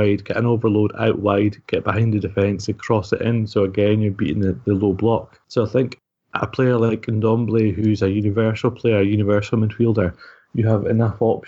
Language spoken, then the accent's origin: English; Scotland, United Kingdom; we're Scottish